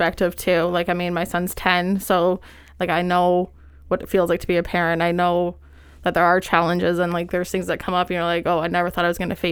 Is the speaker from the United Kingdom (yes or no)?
no; Owen Sound, Ontario, Canada; also born or lived in Waterloo; we decided to move back to Grey Bruce because Spencer's from Chesley and I'm from Owen Sound